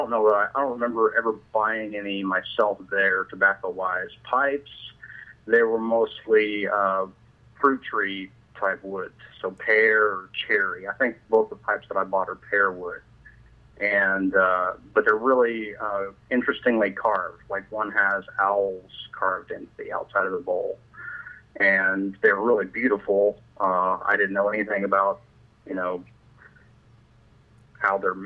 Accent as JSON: {"language": "English", "region": "southern Illinois", "country": "United States", "tie": "born or raised there", "also_born_or_lived": "Ukraine", "moved": "as an adult", "said": "I grew up in southern Illinois, and rural farming kind of communities"}